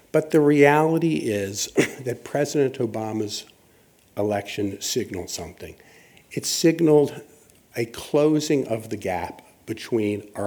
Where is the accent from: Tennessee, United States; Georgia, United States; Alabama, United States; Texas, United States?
Alabama, United States; This is from my home state of Alabama